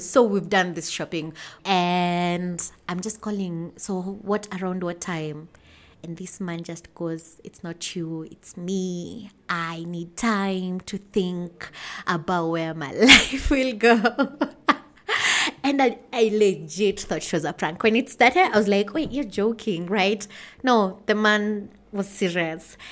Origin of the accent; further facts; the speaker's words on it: Limuru, Kiambu County, Kenya; I'm from Limuru, Kenya.